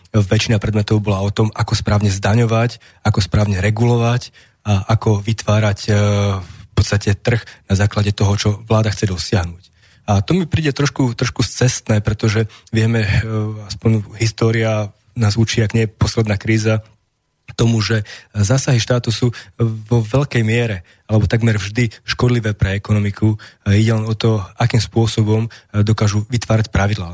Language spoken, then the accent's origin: Slovak; Slovakia; also born or lived in Denmark / Bratislava; aby som sa vrátil sem napriek tomu, že e, Slovensko zďaleka nemá takú vysokú životnú úroveň